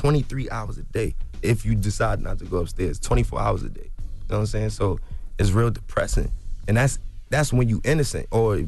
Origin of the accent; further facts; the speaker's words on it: New York, United States; I experienced injustice here in the United States my whole life, bro. I'm from Harlem.